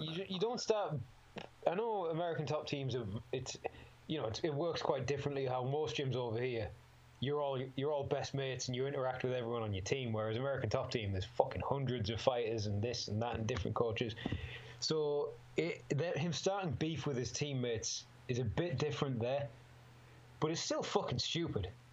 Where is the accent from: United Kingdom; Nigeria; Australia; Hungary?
United Kingdom; Middlesbrough, North East England; born or raised there